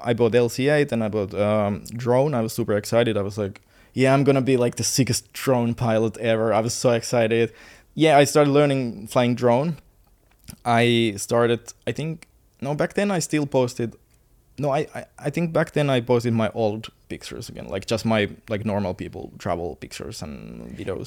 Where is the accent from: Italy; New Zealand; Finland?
Finland; moved away as an adult; now in Bali, Indonesia; I'm from Finland. I I used to study in, like, university for engineering, and, uh, I used to play football. I used to live the normal life in Finland.